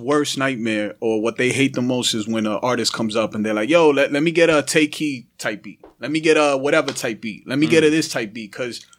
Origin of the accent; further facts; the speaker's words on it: New York City, New York, United States; I'm from the Bronx and Uptown, Washington Heights, Dykeman, all that area, right? Harlem, all of that.